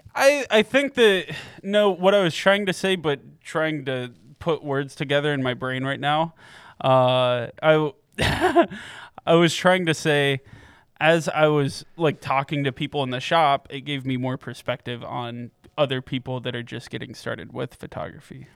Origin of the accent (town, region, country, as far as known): Piqua, Ohio, United States; born or raised there; now in Columbus, United States